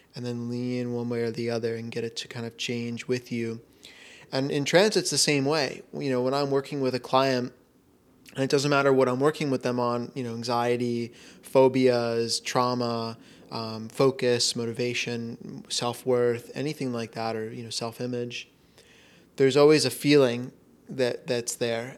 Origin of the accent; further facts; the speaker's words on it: Florida, United States; moved away; growing up in Florida